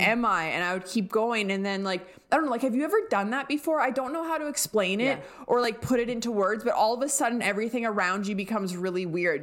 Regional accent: Alberta, Canada; moved away; growing up in Alberta

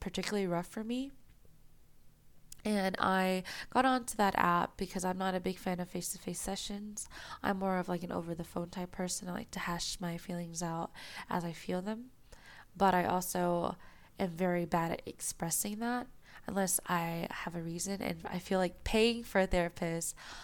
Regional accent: United States; I'm an Asian American girl who grew up in America

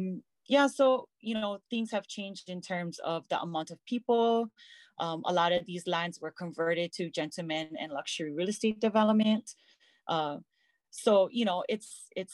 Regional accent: Lahaina, Hawaii, United States; growing up in Lahaina was beautiful.

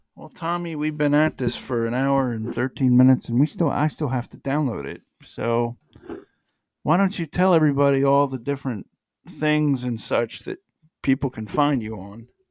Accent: United States; I'm just an American

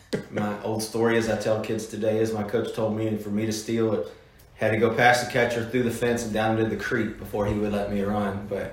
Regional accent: Charlottesville, Virginia, United States; Grew up in Charlottesville, Virginia. Attended Albemarle High School, played baseball. A little bit of football there. Been there my entire life. My mom and dad actually still live in the same house on Wakefield Road.

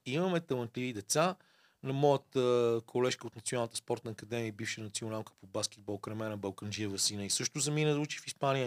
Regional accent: Bulgaria; ние му викам от България

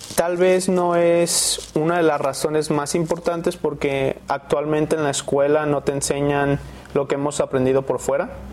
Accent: Guadalajara, Jalisco, Mexico; moved away as an adult; also born or lived in San Francisco, United States; Nací aquí en Guadalajara, Jalisco y hice mis estudios en Estados Unidos

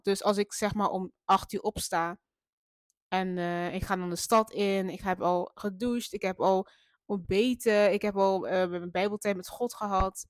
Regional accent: Maastricht, Limburg, Netherlands; moved away as an adult; now in Eindhoven, Netherlands; Dat is gewoon de stad waar ik ben opgegroeid

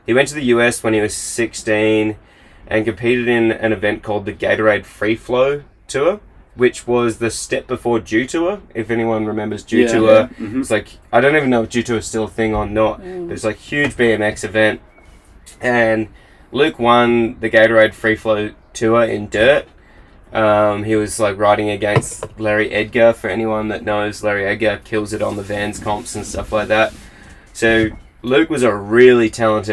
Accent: Australia; moved away as an adult; now in Queenstown, New Zealand; as an Australian

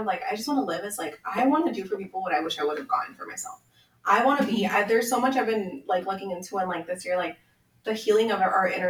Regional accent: Federal Way, Washington, United States; Like I said, it's where I grew up. Like, I grew up in Federal Way.

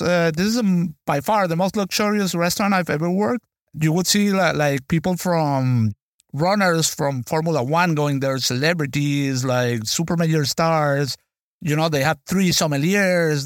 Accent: Venezuela; moved away; I was born and raised in Venezuela

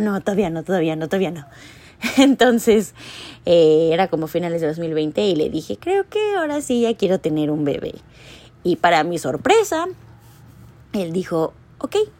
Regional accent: Mexico; moved away as an adult; now in Canada; como mexicanos

